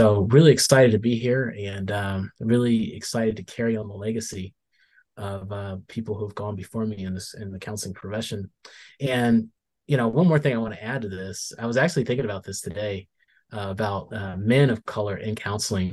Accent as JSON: {"language": "English", "region": "Arizona", "country": "United States", "tie": "born or raised there", "also_born_or_lived": "Winston-Salem, North Carolina", "moved": "yes", "lives_now": "Washington, United States", "said": "growing up in Arizona"}